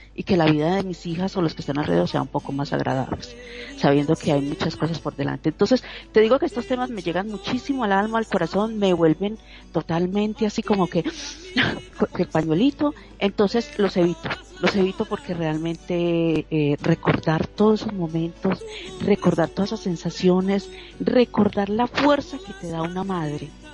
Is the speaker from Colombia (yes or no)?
yes; Colombia; como decimos en, Colombia y en mi país